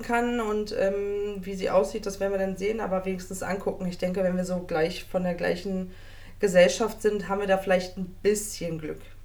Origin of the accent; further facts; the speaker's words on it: Berlin, Germany; aus dem wunderschönen Bezirk Neukölln